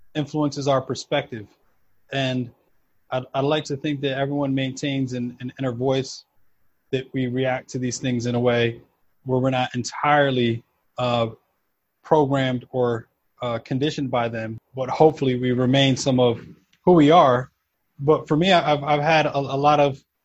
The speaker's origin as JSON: {"language": "English", "town": "New York City", "region": "New York", "country": "United States", "tie": "born or raised there", "also_born_or_lived": "South America / Houston, Texas", "moved": "as an adult", "lives_now": "New Jersey, United States", "said": "I was kind of all over, mostly New York, a bit of back and forth to South America because that's where my family's from"}